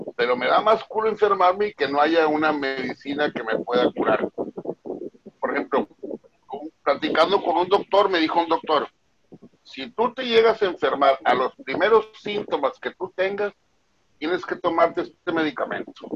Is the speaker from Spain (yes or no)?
no; Mexico; somos mexicanos